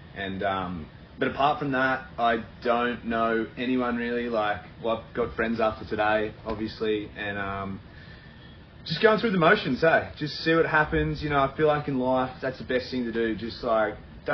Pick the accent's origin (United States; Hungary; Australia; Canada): Australia; we in Australia